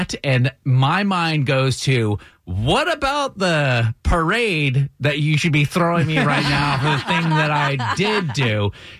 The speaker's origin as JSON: {"language": "English", "town": "Brattleboro", "region": "Vermont", "country": "United States", "tie": "born or raised there", "moved": "yes", "said": "my hometown where I was born, Brattleboro, Vermont"}